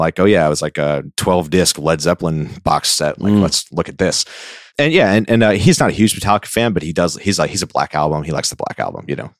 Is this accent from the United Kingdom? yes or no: no; New Orleans, Louisiana, United States; now in Nashville, United States; I grew up right outside of New Orleans.